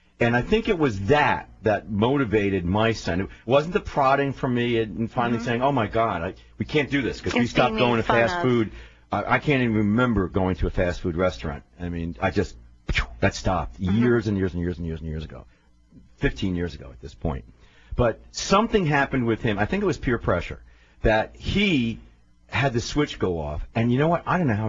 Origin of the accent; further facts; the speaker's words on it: New York City, New York, United States; I had the Jewish nose from New York. I'm a New Yorker. Right. I grew up on the East Side.